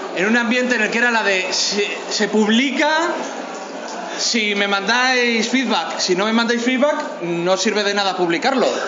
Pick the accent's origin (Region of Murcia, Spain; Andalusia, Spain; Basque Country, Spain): Basque Country, Spain; somos vascos